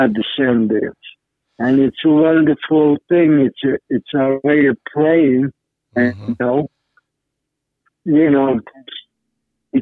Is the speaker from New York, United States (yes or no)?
yes; New York City, New York, United States; I grew up in Manhattan